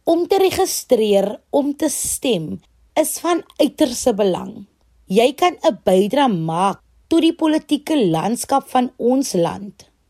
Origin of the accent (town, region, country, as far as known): South Africa